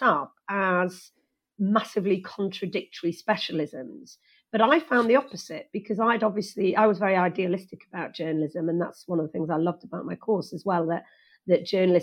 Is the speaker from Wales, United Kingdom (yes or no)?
yes; Wales, United Kingdom; I actually did Welsh because I was born and bred in Wales